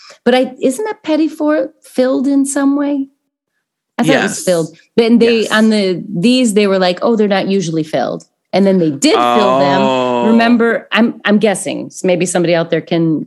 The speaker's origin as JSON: {"language": "English", "region": "Midwest", "country": "United States", "accent": "Midwestern", "said": "do a Midwestern accent because I am from the Midwest"}